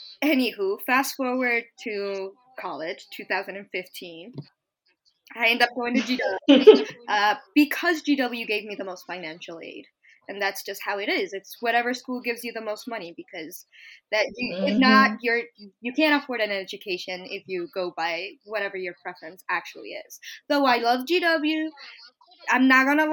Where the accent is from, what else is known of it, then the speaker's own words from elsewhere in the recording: Long Island, New York, United States; also born or lived in Bogota, Colombia; I am originally from Bogota, Colombia. Yes, I moved to the United States when I was like 8 or 9 in 2005. I grew up in Long Island, New York